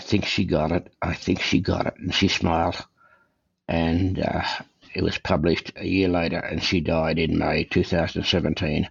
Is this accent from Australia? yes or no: yes; Australia; moved away as an adult; now in Calgary, Canada; I was born and raised in Australia. I came to Canada in 1963